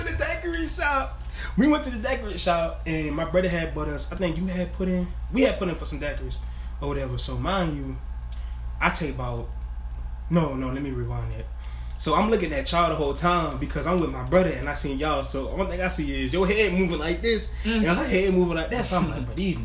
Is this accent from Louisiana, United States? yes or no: yes; New Orleans, Louisiana, United States; moved away; I'm from New Orleans, so I got some family down there.